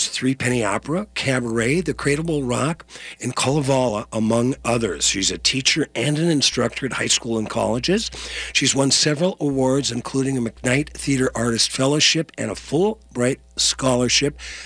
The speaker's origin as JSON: {"language": "English", "area": "St. Louis County", "region": "northeastern Minnesota", "country": "United States", "said": "St. Louis County in northeastern Minnesota, where I'm from."}